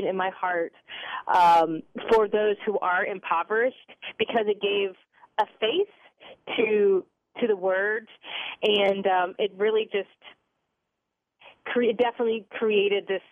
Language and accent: English; Charlotte, North Carolina, United States; also born or lived in Winter Park, Florida; I grew up, as I mentioned before, in Charlotte, North Carolina, and I had a very privileged childhood experience